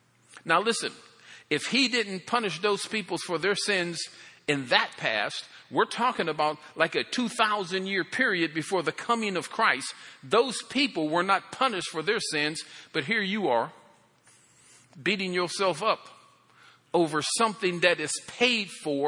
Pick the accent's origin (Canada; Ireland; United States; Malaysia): Ireland; Well, I'm Irish. We just come up with all kind of stuff.